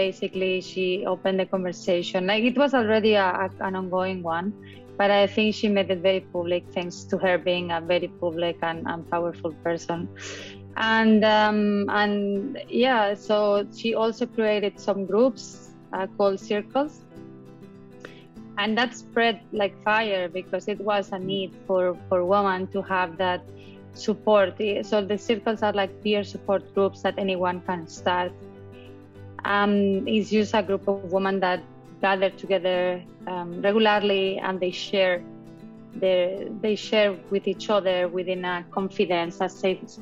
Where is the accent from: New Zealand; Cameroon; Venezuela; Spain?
Spain; also born or lived in Dubai, United Arab Emirates; now in Portugal; I'm originally from Spain, but I consider myself more like a citizen of the world.